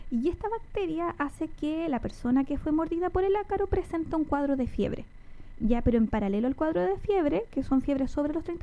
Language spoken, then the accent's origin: Spanish; Chile; nosotros y nosotras como chilenas, yo creo y chilenos, nos dejamos estar de repente